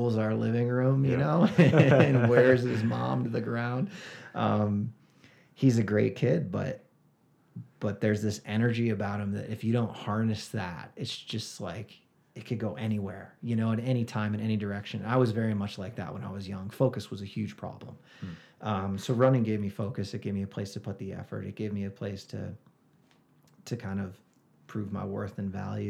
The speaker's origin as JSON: {"language": "English", "town": "Rochester", "region": "New York", "country": "United States", "tie": "born or raised there", "moved": "yes", "lives_now": "Flagstaff, United States", "said": "I grew up in outside of Rochester, New York"}